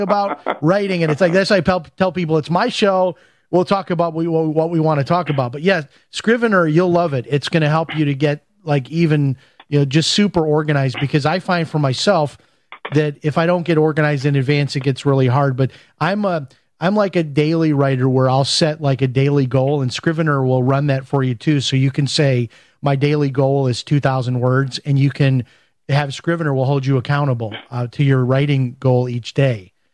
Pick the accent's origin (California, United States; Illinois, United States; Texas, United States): Illinois, United States; Chicago; I'm from Chicago